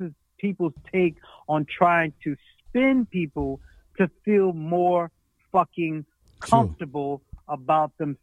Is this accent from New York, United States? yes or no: yes; New York City, New York, United States; I grew up in the hood. I'm from New York City, born and raised